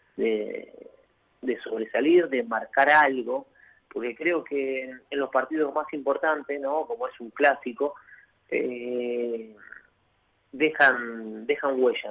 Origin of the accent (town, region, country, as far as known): Argentina